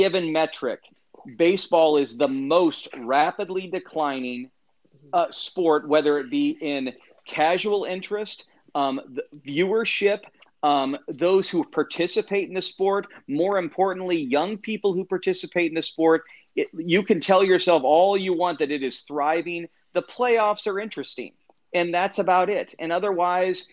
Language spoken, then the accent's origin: English; Fort Wayne, Indiana, United States; I'm from Fort Wayne, Indiana.